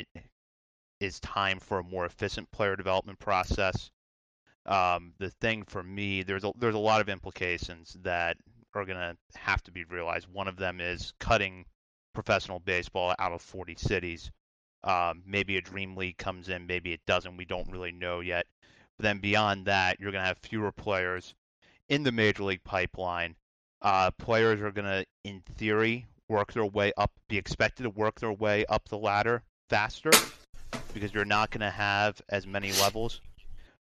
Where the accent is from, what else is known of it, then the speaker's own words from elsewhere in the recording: Hagerstown, Maryland, United States; growing up in Hagerstown